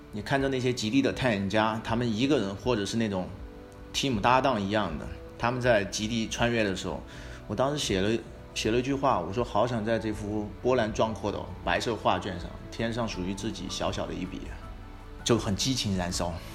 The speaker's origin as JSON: {"language": "Chinese", "region": "Sichuan", "country": "China", "also_born_or_lived": "Beijing", "said": "我是四川的嘛，像那个就是四姑娘山啊，很多地方我也去过"}